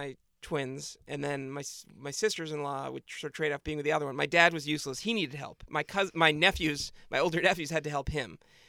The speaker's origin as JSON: {"language": "English", "region": "New England", "country": "United States", "tie": "born or raised there", "said": "I mean, I grew up skiing in New England, but then as an adult, I haven't skied at all."}